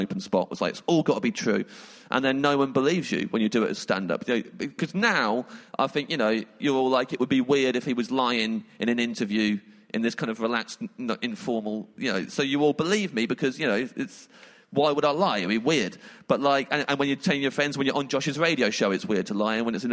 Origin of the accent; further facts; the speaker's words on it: England, United Kingdom; I'm English